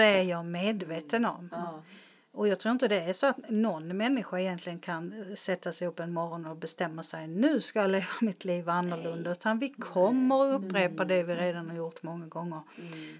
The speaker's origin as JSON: {"language": "Swedish", "town": "Malmö", "region": "Skåne", "country": "Sweden", "said": "jag är ju från Rosengård i Malmö"}